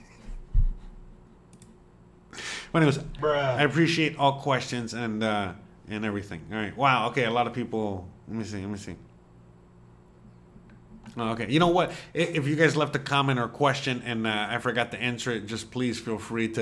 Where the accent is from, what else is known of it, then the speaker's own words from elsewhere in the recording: Miami, Florida, United States; first language Spanish; English is a second language; moved away as an adult; now in Mérida, Mexico; living where I grew up. In Miami, and how I grew up in Miami